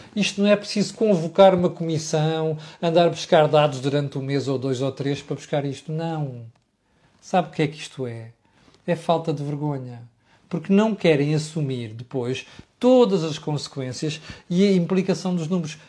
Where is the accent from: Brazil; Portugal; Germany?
Portugal; Eu, como português